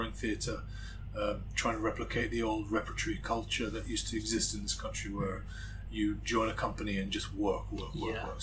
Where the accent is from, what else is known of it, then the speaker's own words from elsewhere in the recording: Morocco; accent: in-and-out American; moved away as an adult; now in London, United Kingdom; I was born in Morocco. My mother's English, my father's Moroccan, but I'm born and raised Moroccan since I was 18.